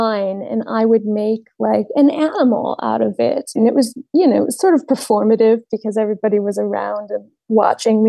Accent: Cleveland, Ohio, United States; I grew up in Ohio, Cleveland, Ohio

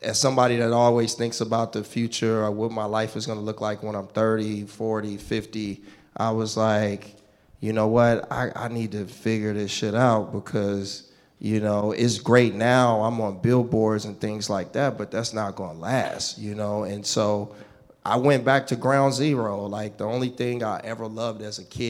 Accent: Richmond, California, United States; I grew up in the Bay Area, a place called Richmond, California

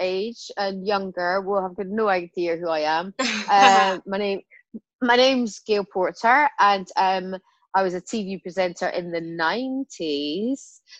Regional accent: Scotland, United Kingdom; But, you know, I'm Scottish, man. I was like, I will fight this.

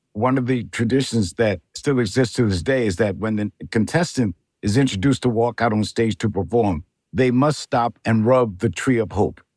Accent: Mount Vernon, New York, United States; also born or lived in South Bronx, New York; I was born and raised in Mount Vernon, New York

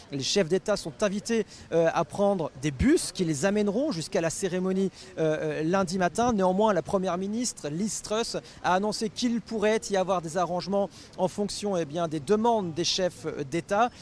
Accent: France; en tant que Français

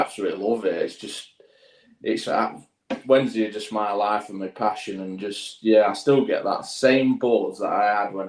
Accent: London, United Kingdom; moved away as an adult; where I grew up in London

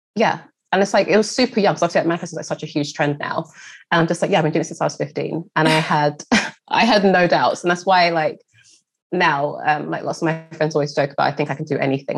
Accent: London, United Kingdom; a black girl growing up in East London

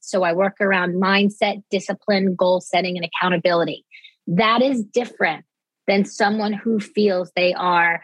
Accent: Dix Hills, New York, United States; I grew up on Long Island. I consider myself very much a Long Island girl

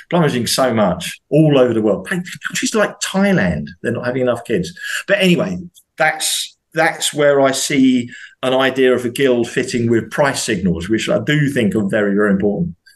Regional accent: England, United Kingdom; I'm an Englishman. I'm a truck driver.

